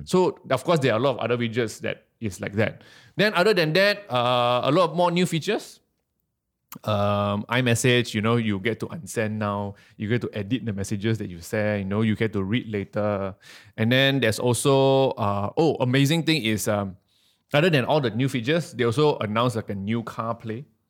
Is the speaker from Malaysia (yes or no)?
yes; Malaysia; I'm from Malaysia